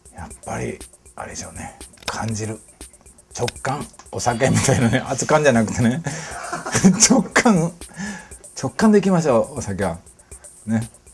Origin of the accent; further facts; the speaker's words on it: Tosa, Kochi, Japan; 土佐出身